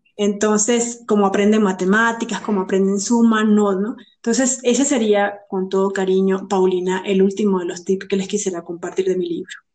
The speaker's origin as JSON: {"language": "Spanish", "country": "Venezuela", "said": "siendo venezolana"}